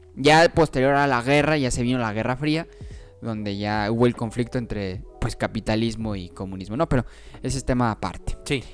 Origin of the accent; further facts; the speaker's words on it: Mexico; como los mexicanos en Estados Unidos